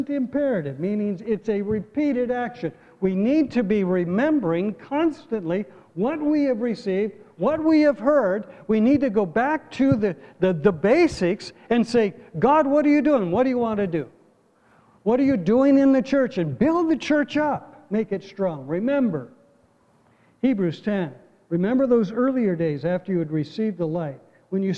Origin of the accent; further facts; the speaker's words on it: United States; we in America